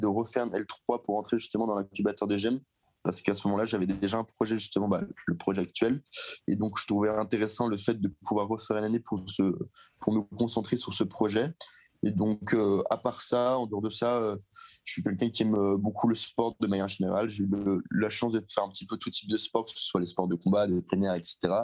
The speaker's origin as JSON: {"language": "French", "area": "Seine-et-Marne", "region": "Île-de-France", "country": "France", "tie": "born or raised there", "said": "je suis originaire de Seine-et-Marne, dans le 77"}